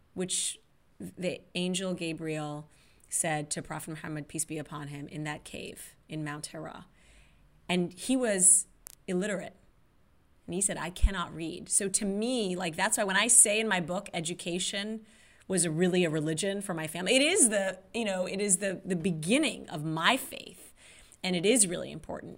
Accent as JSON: {"language": "English", "country": "Saudi Arabia", "tie": "born or raised there", "moved": "yes", "said": "growing up in Saudi Arabia"}